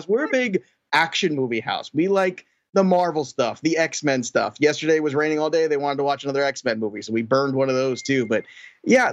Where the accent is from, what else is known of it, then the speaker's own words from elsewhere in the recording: New York City, New York, United States; I am from New York